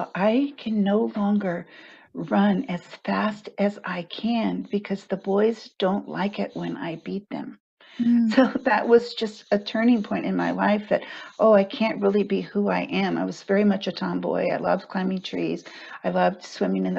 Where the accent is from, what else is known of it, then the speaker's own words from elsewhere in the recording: Texas, United States; moved away as an adult; also born or lived in San Francisco, California; I grew up in Texas